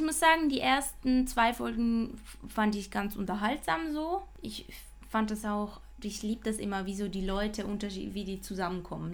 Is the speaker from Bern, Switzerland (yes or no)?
no; Basel, Basel-Stadt, Switzerland; ich als Baslerin